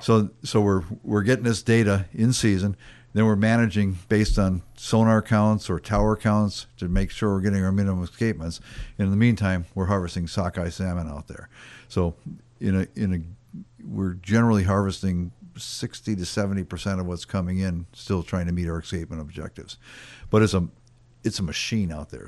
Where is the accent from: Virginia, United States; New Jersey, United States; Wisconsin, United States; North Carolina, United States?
Wisconsin, United States; moved away as an adult; also born or lived in Fairbanks, Alaska; now in Alaska, United States; I grew up in Wisconsin, um, spent first twenty-some years there